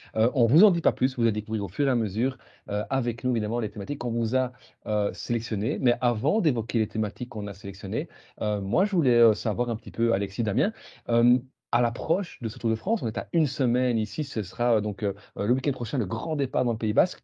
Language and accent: French; Belgium; en tant que Belge